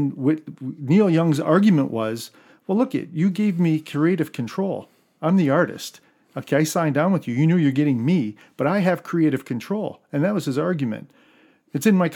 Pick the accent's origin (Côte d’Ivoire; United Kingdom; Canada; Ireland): Canada; We're Canadian